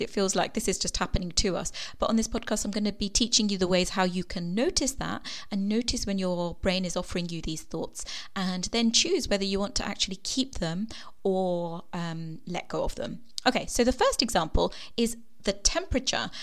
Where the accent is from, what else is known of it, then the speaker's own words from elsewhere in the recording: Kenya; moved away; I was born in Kenya